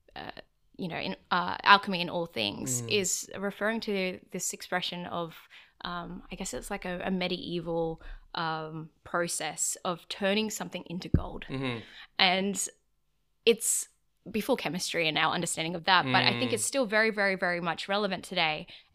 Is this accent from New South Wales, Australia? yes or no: yes; Prairie Wood, New South Wales, Australia; So I grew up and in Prairie Wood in Fairfield area, and I went to school in Marylands.